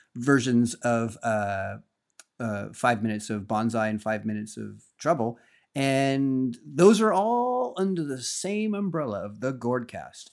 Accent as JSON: {"language": "English", "area": "Napa Valley", "region": "California", "country": "United States", "tie": "born or raised there", "said": "growing up in Napa Valley"}